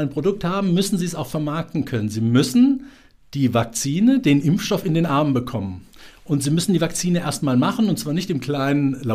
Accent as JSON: {"language": "German", "region": "Hesse", "country": "Germany", "said": "wir haben in Hessen, also Mittelhessen, meine Heimat"}